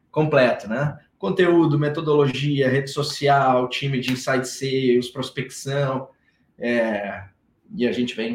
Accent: Rio Grande do Sul, Brazil; now in Florianópolis, Brazil; eu sou gaúcho

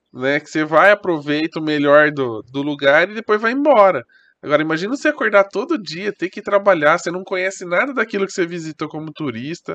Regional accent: Brazil; eu sou do Brasil

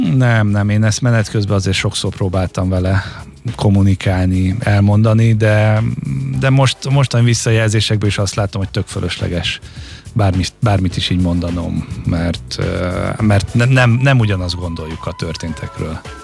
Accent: Halásztelek, Pest, Hungary; Én halásztáken nőttem fel, a mai napig ott lakunk

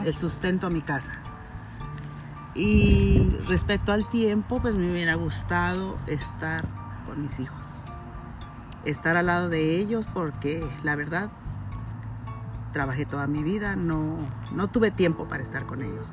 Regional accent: Ciudad Juárez, Chihuahua, Mexico; moved away as an adult; also born or lived in Durango; mi lugar de nacimiento fue en Durango. Yo llegué a, Ciudad Juárez a la edad de 8, 8 años más o menos

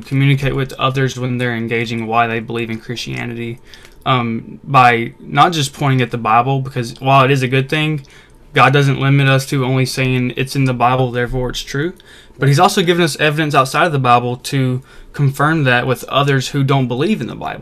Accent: Mississippi, United States; also born or lived in Arkansas; I've been born and raised in Mississippi my whole life

